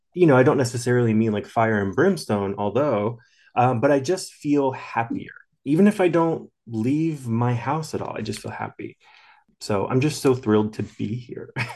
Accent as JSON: {"language": "English", "area": "outside of Philadelphia", "region": "southern New Jersey", "country": "United States", "moved": "yes", "said": "From southern New Jersey, uh, outside of Philadelphia"}